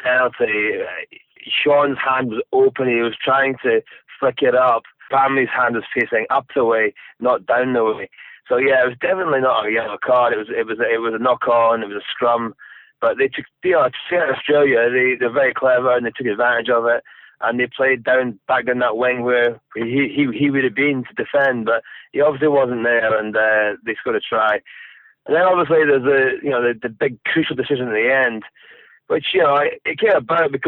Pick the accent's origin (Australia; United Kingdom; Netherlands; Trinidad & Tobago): United Kingdom; Scotland; as a Scotsman, as a rugby fan